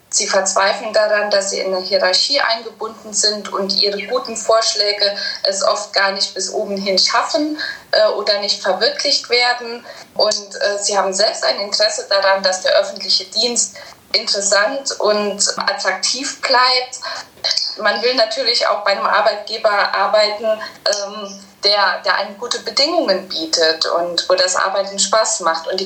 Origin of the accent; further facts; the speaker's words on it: Saarland, Germany; Ich komme ja aus dem Saarland